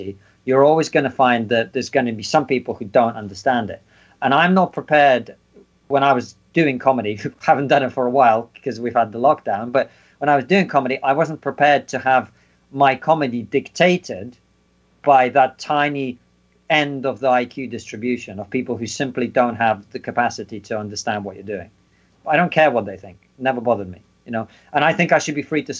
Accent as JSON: {"language": "English", "country": "Russia", "moved": "yes", "lives_now": "United Kingdom", "said": "I'm obviously from Russia, the Soviet Union"}